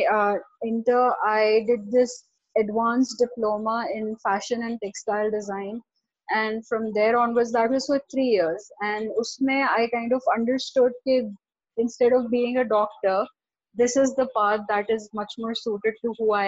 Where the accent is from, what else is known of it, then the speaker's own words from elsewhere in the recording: Karachi, Sindh, Pakistan; I was born and raised in Karachi.